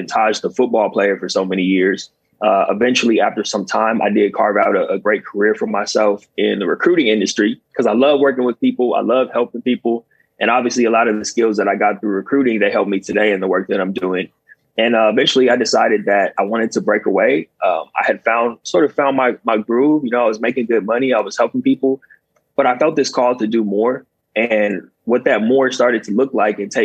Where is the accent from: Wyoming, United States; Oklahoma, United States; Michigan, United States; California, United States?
California, United States; Southern; also born or lived in Long Island, New York; came back home to Southern California where I'm from